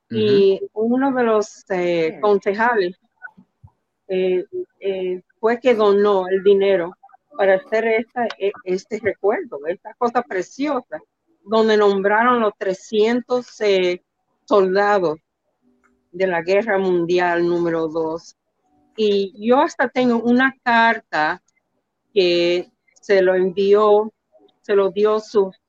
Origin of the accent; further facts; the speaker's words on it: Dominican Republic; Nunca me, no, nunca, y yo no decía, yo soy dominicana.